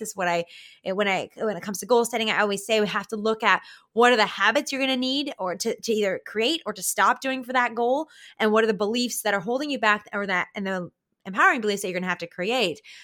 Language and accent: English; Canada